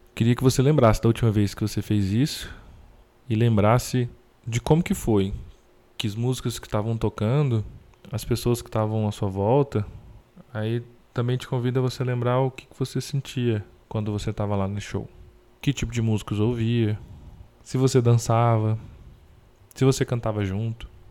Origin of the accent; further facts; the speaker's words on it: Brazil; Como brasileiro